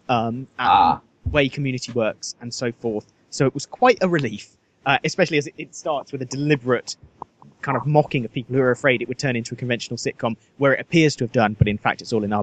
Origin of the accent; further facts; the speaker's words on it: Nottingham, East Midlands, United Kingdom; born there; Well, no, it's pretty big in Nottingham. I was born in Nottingham.